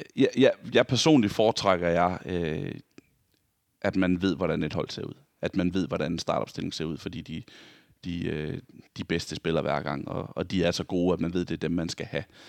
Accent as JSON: {"language": "Danish", "town": "Vejle", "region": "Southern Denmark", "country": "Denmark", "moved": "yes", "said": "jeg var hjemme i Vejle, hvor jeg kommer fra"}